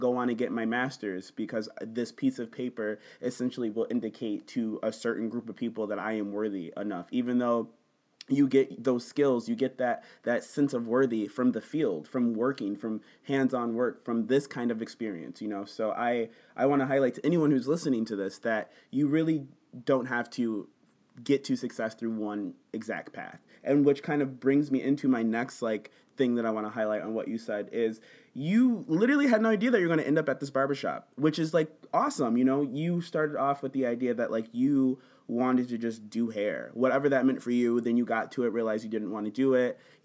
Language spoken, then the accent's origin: English; Buffalo, New York, United States; I lived on Delavan.